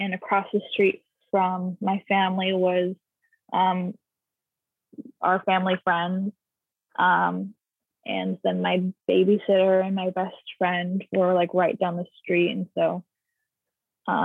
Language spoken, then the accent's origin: English; Poultney, Vermont, United States; also born or lived in Rutland, Vermont; I'm from Rutland, but we originally, like when my family first moved here, and like my childhood home was in Poultney, Vermont